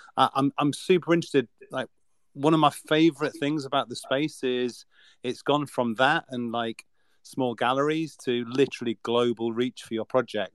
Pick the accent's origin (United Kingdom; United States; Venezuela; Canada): United Kingdom; We're so British